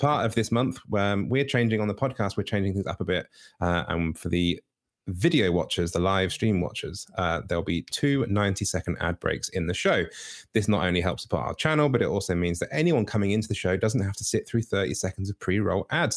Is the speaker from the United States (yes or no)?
no; United Kingdom